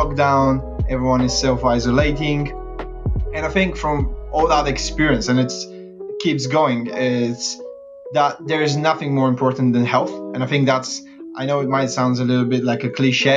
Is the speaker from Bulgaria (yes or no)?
yes; Bulgaria; moved away as an adult; also born or lived in Lancaster, United Kingdom; now in London, United Kingdom; I'm from Bulgaria, but I moved to the UK about 8 years ago.